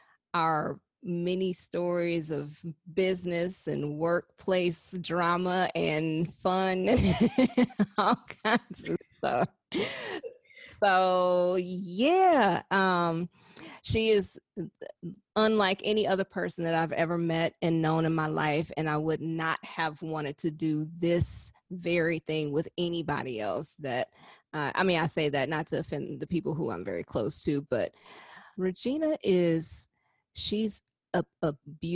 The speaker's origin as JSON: {"language": "English", "town": "Houston", "region": "Texas", "country": "United States", "also_born_or_lived": "Atlanta, Georgia", "said": "I am from Houston, H-Town, Texas"}